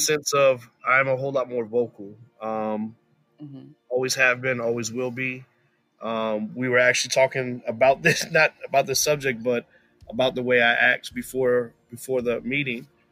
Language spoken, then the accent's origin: English; Woodbridge, Virginia, United States; also born or lived in Florida; I was born in Florida, um, raised in Woodbridge, Virginia